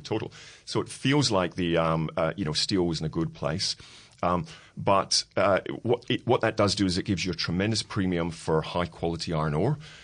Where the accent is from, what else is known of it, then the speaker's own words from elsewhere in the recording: Scotland, United Kingdom; being Scottish